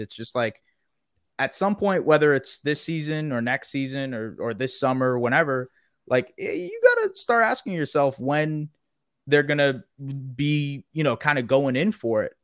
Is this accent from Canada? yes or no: yes; Canada; as a Canadian